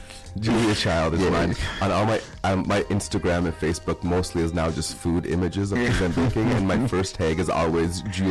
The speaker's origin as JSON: {"language": "English", "area": "Iron Range", "region": "Minnesota", "country": "United States", "said": "I'm from the Iron Range"}